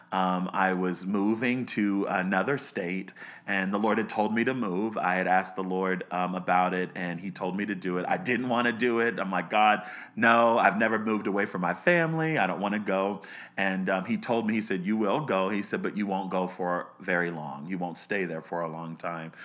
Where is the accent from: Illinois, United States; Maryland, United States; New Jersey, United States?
Maryland, United States; Baltimore; I was born in Baltimore, Maryland. Um, I grew up in the suburbs of Baltimore